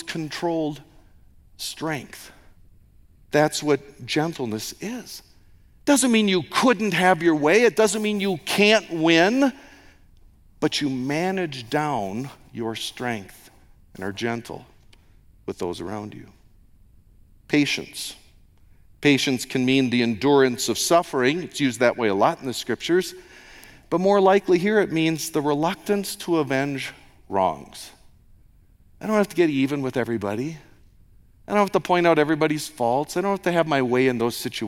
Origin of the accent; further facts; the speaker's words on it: United States; moved away; an American